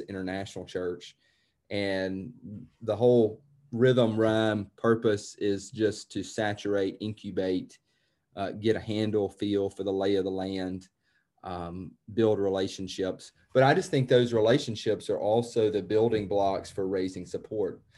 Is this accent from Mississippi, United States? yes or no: yes; New Albany, Mississippi, United States; moved away as an adult; also born or lived in Jackson, Mississippi / Washington, D.C. / Boston / France; now in Paris, France; I'm from Mississippi, from New Albany, Mississippi, and that's, uh, that, that is, it always will be home.